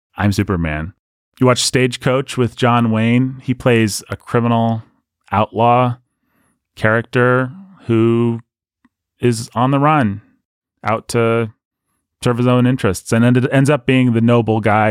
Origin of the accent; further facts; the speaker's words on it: United Kingdom; our culture, British culture